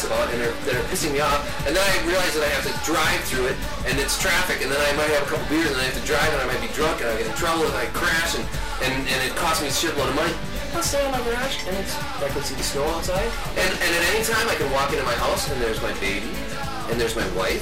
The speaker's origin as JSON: {"language": "English", "region": "Wisconsin", "country": "United States", "said": "we're from Wisconsin"}